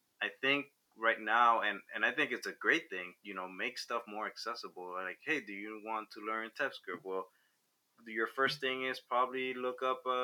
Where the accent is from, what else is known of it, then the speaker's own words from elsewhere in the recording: Havana, Cuba; moved away; I was born in Cuba, Havana, Cuba